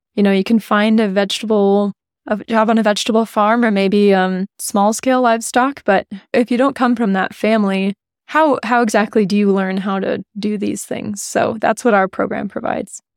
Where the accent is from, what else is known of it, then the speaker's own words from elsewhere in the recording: United States; we're both American